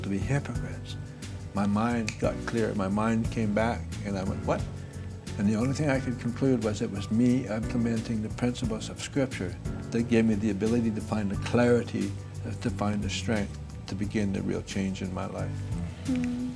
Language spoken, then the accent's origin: English; Fort St. John, British Columbia, Canada; my hometown, Fort St. John